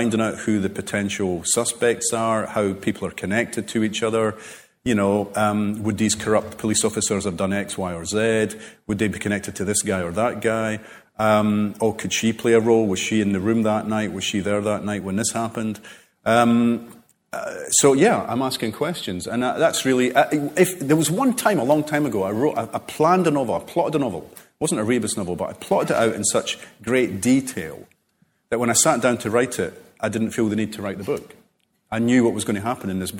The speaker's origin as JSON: {"language": "English", "town": "Cardenden", "region": "Scotland", "country": "United Kingdom", "tie": "born or raised there", "said": "I grew up, Carden Den"}